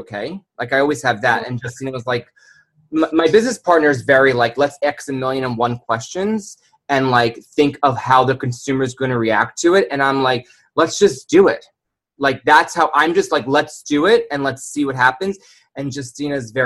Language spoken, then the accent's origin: English; New York City, New York, United States; I'm from New York City